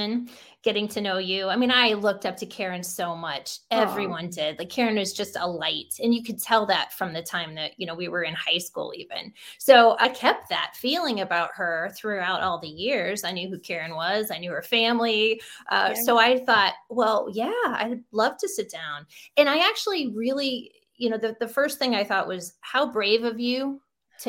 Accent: Defiance, Ohio, United States; I grew up in Defiance, Ohio with very grounded family.

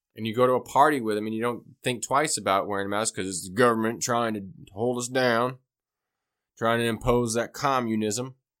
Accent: United States

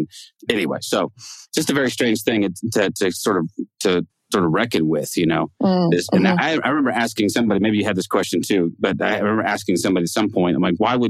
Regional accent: Eureka, California, United States; moved away; John and I grew up in Eureka, which is not too far from, I mean, a few miles down the road.

